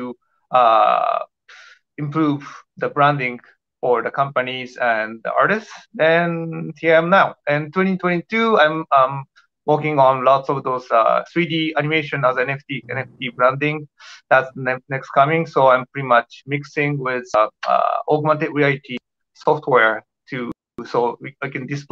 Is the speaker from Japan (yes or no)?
yes; Japan; English is a second language; moved away as an adult; also born or lived in Tokyo, Japan; now in Toronto, Canada; I'm from Japan. I used to live in Tokyo like 8 years